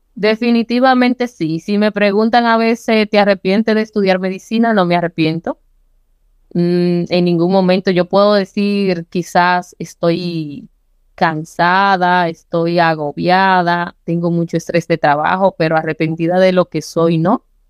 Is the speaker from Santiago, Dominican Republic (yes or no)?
yes; Licey al Medio, Santiago, Dominican Republic; yo nací en Las Palomas. Yo siempre orgullosamente de ser, como nos dicen a los que nacimos allá, palomero. Es una comunidad que pertenece a Licey al Medio, que es un municipio de Santiago.